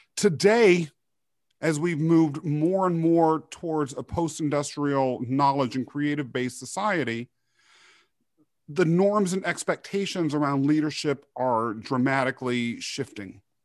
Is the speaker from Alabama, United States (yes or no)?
no; Kansas, United States; also born or lived in Europe; they brought me to the U S where I was raised in Kansas.